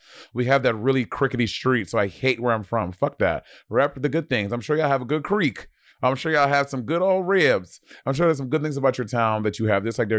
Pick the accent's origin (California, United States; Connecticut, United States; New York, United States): New York, United States; New York City; I'm from Brooklyn.